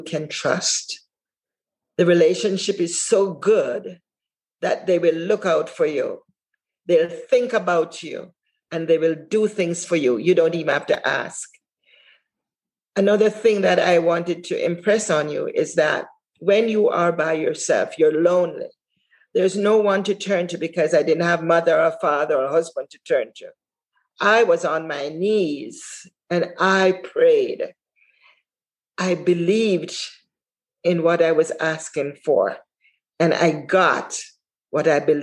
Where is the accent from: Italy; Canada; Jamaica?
Jamaica; moved away as an adult; now in United States; when I came from Jamaica, I never had a mentor there except my parents